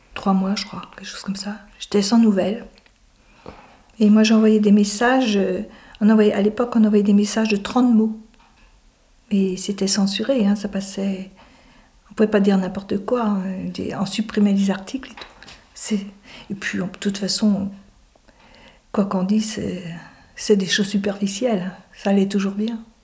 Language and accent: French; Lorient, Brittany, France; also born or lived in Groix / Caudan; Mes parents, ils habitaient Groix, mais je suis née à Lorient